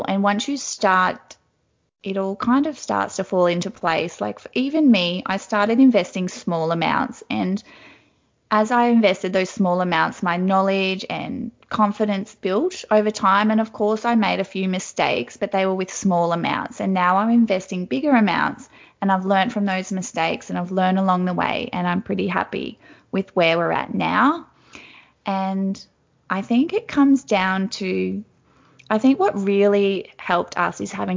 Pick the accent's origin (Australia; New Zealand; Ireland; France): Australia; Wagner's Concrete because they're from my hometown